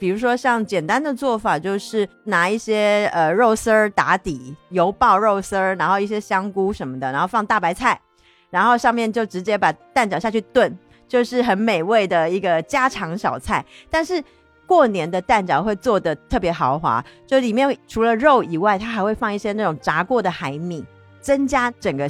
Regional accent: Harbin, Heilongjiang, China; 估计很多朋友看到饺子馅就猜到我是哪儿的啦。对我就是来自于东北 黑龙江哈尔滨下边的一个屯子的。

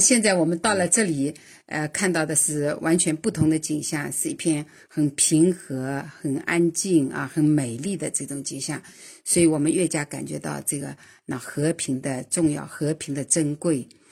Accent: Anji, Zhejiang, China; 我来自浙江福州安吉

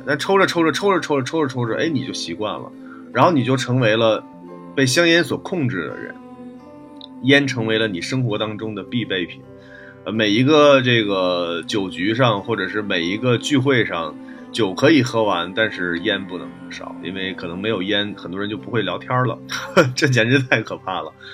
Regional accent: Northeast China, China; 因为我小时候是在东北长大的

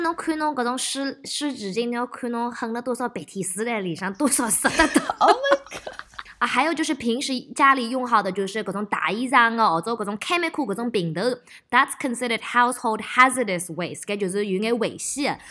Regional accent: Melbourne, Victoria, Australia; moved away; also born or lived in Shanghai; 我又回到我的老家，在墨尔本拍戏

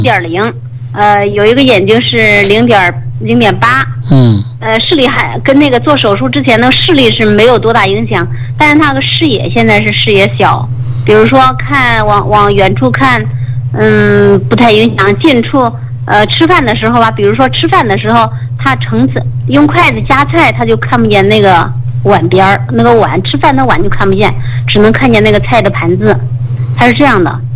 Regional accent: Henan, China; 我们是河南，我是河南这边的

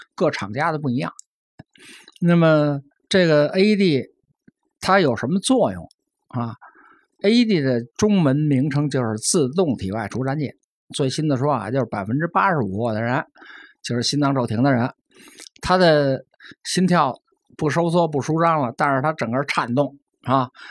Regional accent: China; 我是中国人

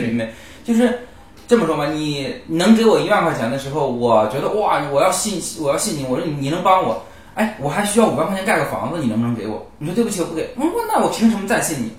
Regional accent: Northeast China, China; 和我们老家特别像，我们老家那种人

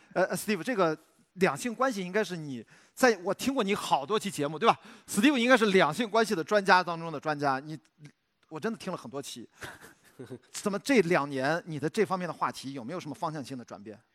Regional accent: Shandong, China; moved away as an adult; also born or lived in Beijing; 我虽然在山东

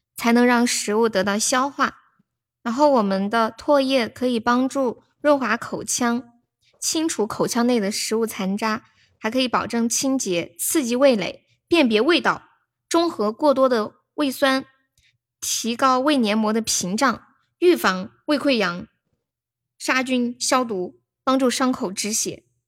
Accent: Sichuan, China; also born or lived in Shaanxi; 我是思川的

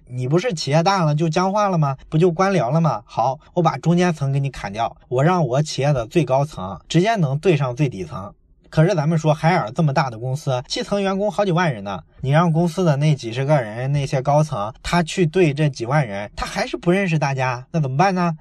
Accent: Shandong, China; 在我的老家山东啊，我们有一个非常著名的企业，大伙儿都知道叫做海尔

